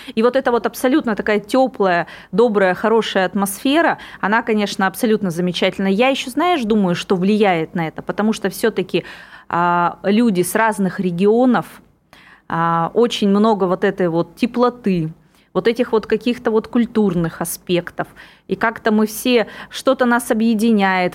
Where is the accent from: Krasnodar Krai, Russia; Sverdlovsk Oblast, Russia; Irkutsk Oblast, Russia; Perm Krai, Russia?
Irkutsk Oblast, Russia; Irkutsk; moved away as an adult; also born or lived in Megion, Russia; now in Moscow, Russia; вот это мой родной город, который меня полностью вырастил